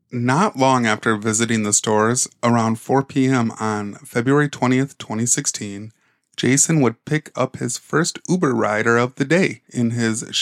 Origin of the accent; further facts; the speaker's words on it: Michigan, United States; We are from Michigan. Yes, we are.